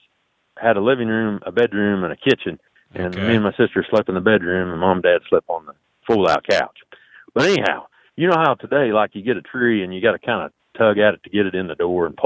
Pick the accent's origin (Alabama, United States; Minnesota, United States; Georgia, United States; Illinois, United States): Illinois, United States; southeastern; I am from southeastern Illinois. I live in a small town, or just outside a small town, Martinsville